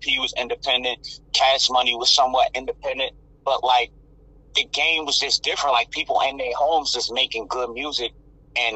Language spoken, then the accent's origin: English; Red Bank, New Jersey, United States; I'm from Red Bank, New Jersey, small town in Monmouth County.